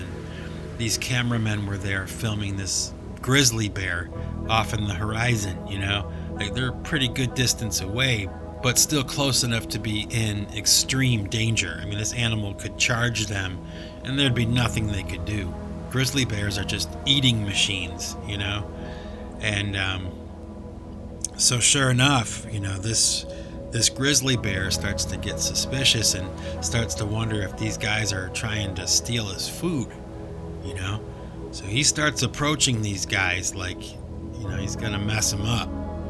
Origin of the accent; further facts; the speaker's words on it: New England, United States; not the New England Patriots, you know, my hometown team.